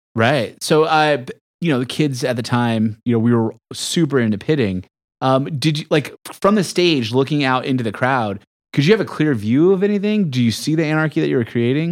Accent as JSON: {"language": "English", "town": "San Diego", "region": "California", "country": "United States", "tie": "born or raised there", "said": "I grew up in, in, right by Soma and Bay Park."}